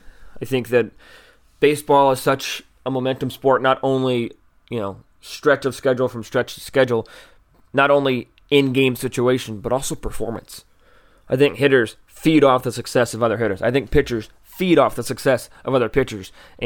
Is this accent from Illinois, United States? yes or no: yes; Bloomington, Illinois, United States; We grew up in Bloomington, Illinois, but loved their Stanley Cup run